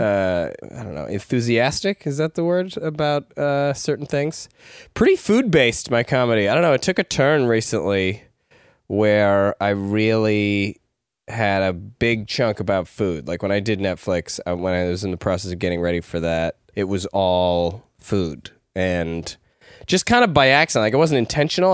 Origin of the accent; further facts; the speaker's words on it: Ladner, British Columbia, Canada; I grew up in Ladner